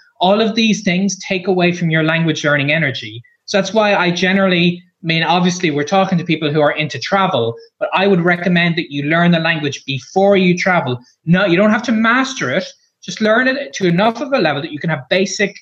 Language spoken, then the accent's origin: English; Ireland; I'm a blogger from Ireland